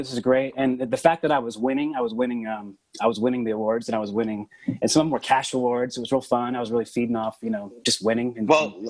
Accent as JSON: {"language": "English", "town": "Oklahoma City", "region": "Oklahoma", "country": "United States", "tie": "born or raised there", "said": "I hail from Oklahoma City. And I come from kind of a long line of like preachers and farmers."}